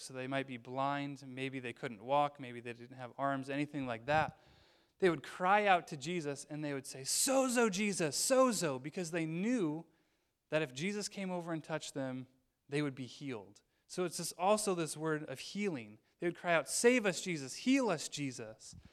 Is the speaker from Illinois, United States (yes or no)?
yes; Illinois, United States; moved away as an adult; also born or lived in northern Wisconsin; I'm from Illinois